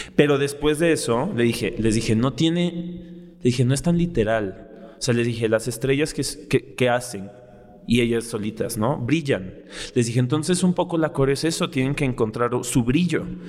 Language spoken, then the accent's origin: Spanish; Mexico City, Mexico; soy de aquí, soy chilango